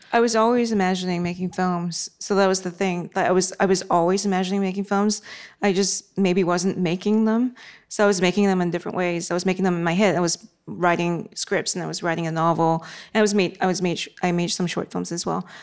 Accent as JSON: {"language": "English", "country": "Singapore", "tie": "born or raised there", "said": "I was a teenager then growing up in Singapore"}